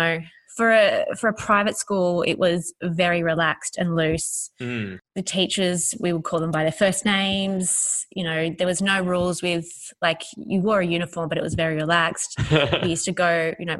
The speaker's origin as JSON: {"language": "English", "town": "Sydney", "region": "New South Wales", "country": "Australia", "tie": "born or raised there", "said": "I grew up in Alfords Point, which is southwest in Sydney"}